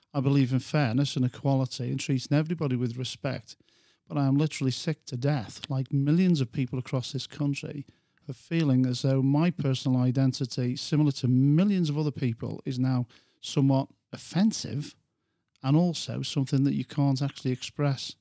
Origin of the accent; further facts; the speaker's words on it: England, United Kingdom; I'm an Englishman